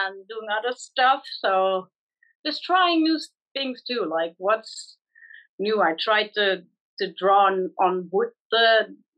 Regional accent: Netherlands; I'm from the Netherlands.

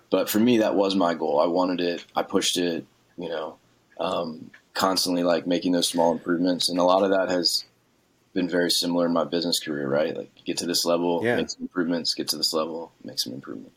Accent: small town outside New Orleans, Louisiana, United States; I grew up in Louisiana, small town, like outside New Orleans

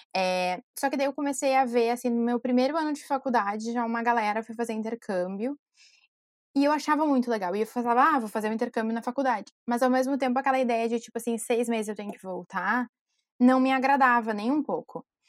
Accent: Porto Alegre, Rio Grande do Sul, Brazil; accent: southern; moved away as an adult; also born or lived in England; now in United Kingdom; eu sou de Porto Alegre, então, obviamente, o meu sotaque vem do sul.

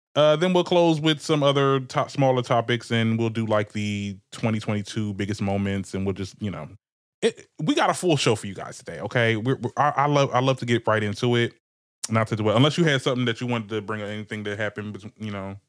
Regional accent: Trenton, New Jersey, United States; I'm from Trenton, Trenton, New Jersey

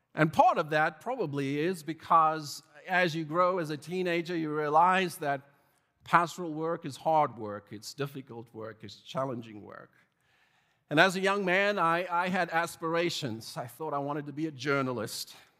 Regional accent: South Africa; growing up in South Africa

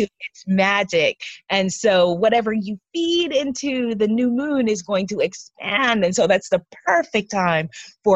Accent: United States; I'm an American.

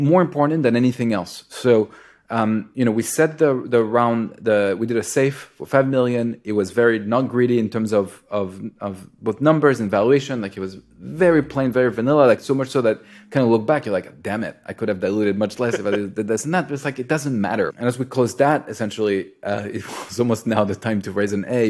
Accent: France; moved away; also born or lived in Israel / United States; I grew up in France

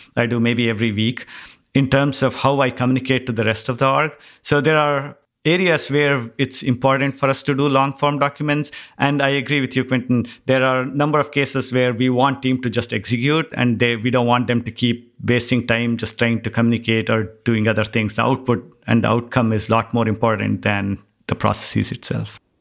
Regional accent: India; moved away; growing up in India, it was always that you had to be in the top ten to get into the certain school

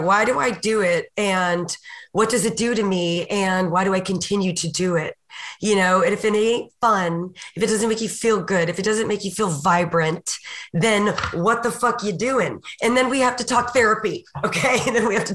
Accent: Texas, United States; I'm Texan

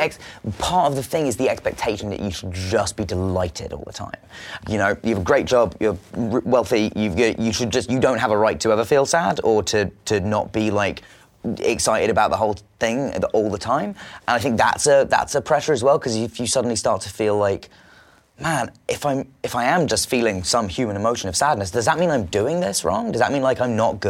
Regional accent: England, United Kingdom; I'm English

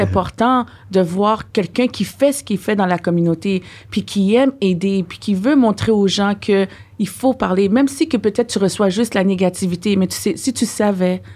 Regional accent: Ottawa, Ontario, Canada; now in Quebec, Canada; nous, on vient d'Ontario, on mm. vient d'Ottawa

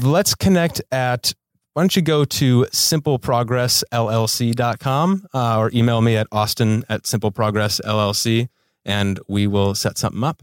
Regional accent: Milwaukee, Wisconsin, United States; moved away as an adult; now in Los Angeles, United States; I'm from Milwaukee, Wisconsin.

